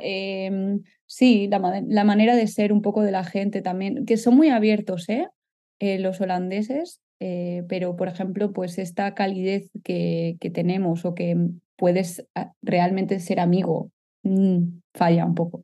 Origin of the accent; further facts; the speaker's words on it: Catalonia, Spain; moved away as an adult; now in Netherlands; como decimos los catalanes